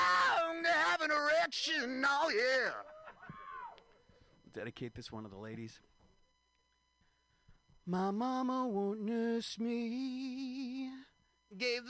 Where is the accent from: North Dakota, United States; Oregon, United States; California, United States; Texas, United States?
California, United States; San Francisco; San Francisco, this is my hometown.